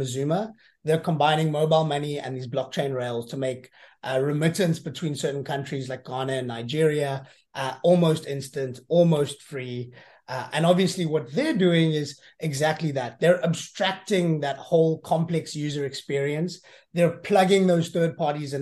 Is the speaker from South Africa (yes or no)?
yes; South Africa; as a South African